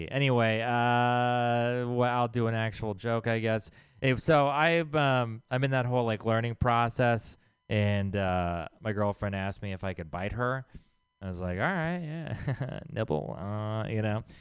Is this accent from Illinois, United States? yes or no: no; Texas, United States; moved away; I'm from Texas. I'm sorry. I don't represent the people there, okay?